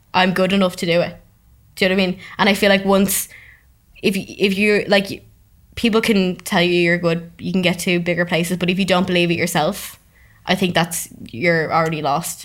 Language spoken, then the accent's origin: English; Dublin, Leinster, Ireland; I'm from Dublin, um, and I work in Dublin